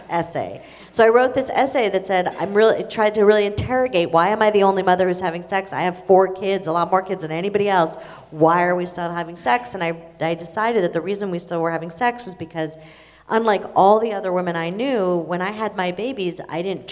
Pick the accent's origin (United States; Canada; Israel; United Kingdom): Israel; moved away; I'm Israeli. I was born in Israel.